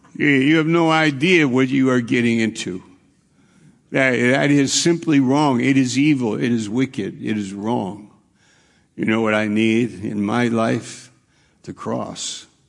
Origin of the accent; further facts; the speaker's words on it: New York, United States; moved away; also born or lived in Maine; I'm from New York